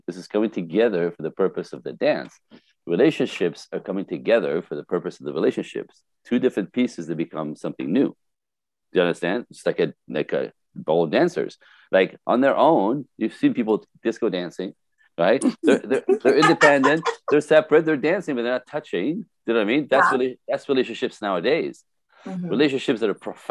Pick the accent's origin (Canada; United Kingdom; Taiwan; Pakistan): Canada; first language French; English is a second language; now in Los Angeles, United States; I am French-Canadian originally. French, first language.